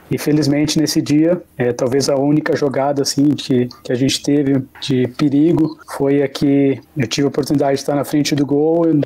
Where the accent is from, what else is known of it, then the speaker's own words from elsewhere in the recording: Rio Grande do Sul, Brazil; Não, então, é, como gaúcho, né? Parte da minha formação de base foi no Internacional de Porto Alegre